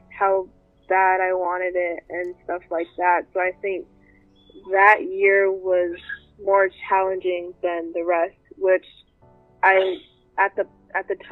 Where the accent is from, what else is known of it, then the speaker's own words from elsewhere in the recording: Sacramento, California, United States; I'm from Sacramento, California